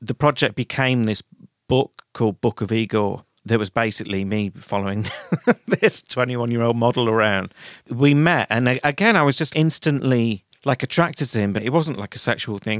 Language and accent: English; Manchester, North West England, United Kingdom; now in London, United Kingdom; I grew up in Manchester